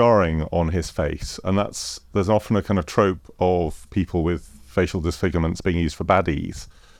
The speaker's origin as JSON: {"language": "English", "region": "Scotland", "country": "United Kingdom", "said": "I'm Scottish"}